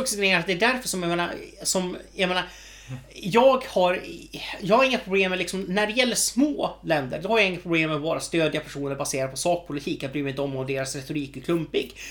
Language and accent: Swedish; Sweden; vi är svenskar